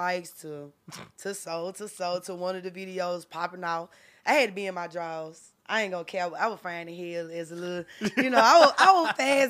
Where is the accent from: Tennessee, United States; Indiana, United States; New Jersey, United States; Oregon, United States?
Tennessee, United States; Memphis; also born or lived in Georgia; my mama said that I was born in North Memphis.